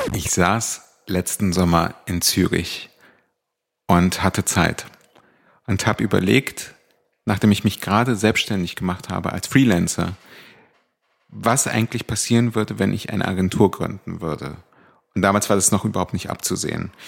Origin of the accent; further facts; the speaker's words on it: Berlin, Germany; also born or lived in Cologne / Hamburg; Ich bin schon mit vier nach Berlin gezogen, und zwar nach Charlottenburg.